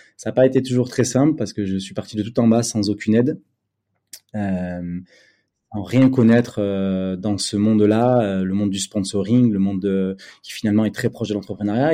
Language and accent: French; Bordeaux, Nouvelle-Aquitaine, France; also born or lived in Paris; je suis retourné à Bordeaux, ma ville natale.